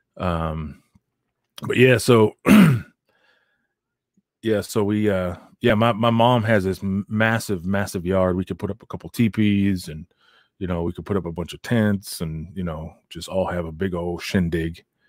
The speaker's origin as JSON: {"language": "English", "country": "United States", "tie": "born or raised there", "moved": "yes", "said": "I'm Native American, so uh, I grew up on the reservation"}